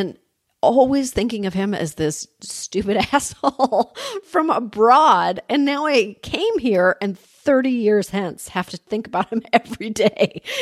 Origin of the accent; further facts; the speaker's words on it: Canada; moved away as an adult; now in United States; I grew up in Canada